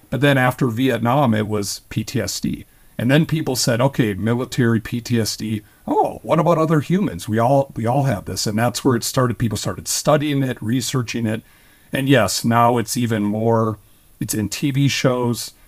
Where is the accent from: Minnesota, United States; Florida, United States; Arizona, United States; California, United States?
Minnesota, United States; I was born and raised, I was born in Minnesota